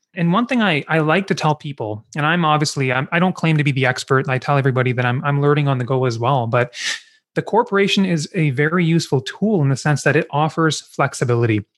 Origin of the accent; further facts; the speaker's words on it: Kingston, Ontario, Canada; also born or lived in Vancouver, British Columbia; I grew up in Kingston